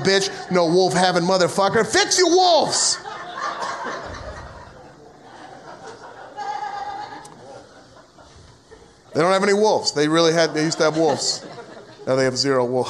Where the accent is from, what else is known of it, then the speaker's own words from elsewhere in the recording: United States; as an American